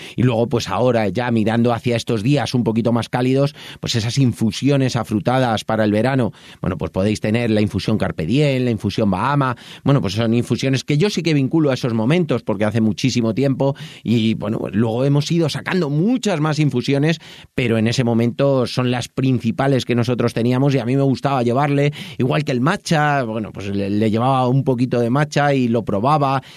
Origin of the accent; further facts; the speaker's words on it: Madrid, Community of Madrid, Spain; moved away as an adult; now in Toledo, Spain; yo soy de Madrid, aunque vivo en Toledo desde hace